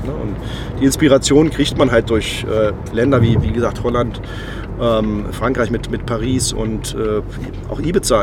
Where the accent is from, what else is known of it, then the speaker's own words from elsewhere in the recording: Braunschweig, Lower Saxony, Germany; Ich bin in Braunschweig geboren und ich lebe auch gerne äh, hier